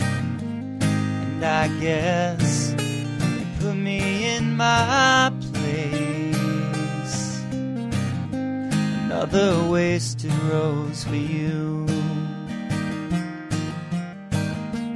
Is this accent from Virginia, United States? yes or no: yes; Portsmouth, Virginia, United States; moved away as an adult; also born or lived in Norfolk, Virginia / Washington, D.C.; now in Los Angeles, United States; I was born at Norfolk General Hospital and grew up in Portsmouth, Virginia